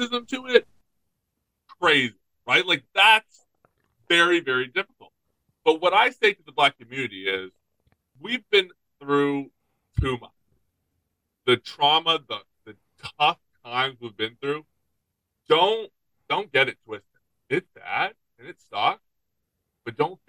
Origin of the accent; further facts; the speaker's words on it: United States; We're American